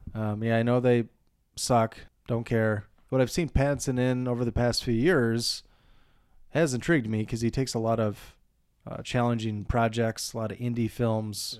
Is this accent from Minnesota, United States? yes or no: yes; Montevideo, Minnesota, United States; my hometown of Montevideo